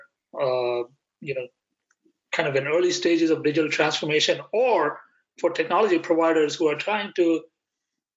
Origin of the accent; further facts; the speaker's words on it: India; moved away; I grew up in India